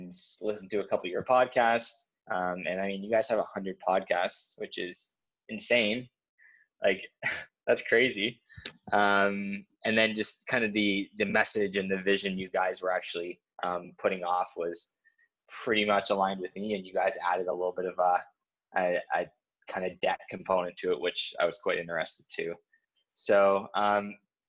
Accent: New Brunswick, Canada; moved away as an adult; I'm originally from New Brunswick in Canada

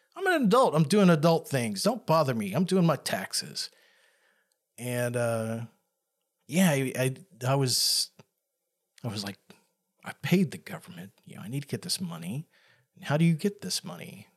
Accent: the South, United States; I grew up in the South, and where I was at was pretty, uh, rural area

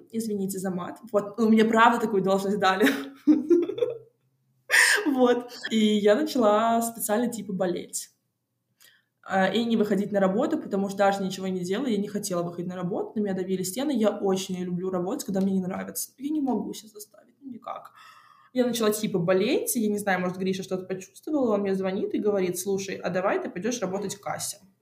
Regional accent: Moscow, Russia; я родилась в Москве

